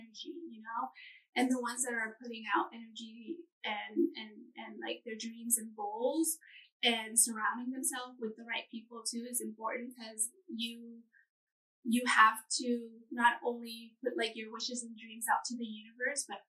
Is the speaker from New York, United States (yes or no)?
no; California, United States; moved away as an adult; now in Hawaii, United States; Growing up in California, I grew up on the beach too, right on the ocean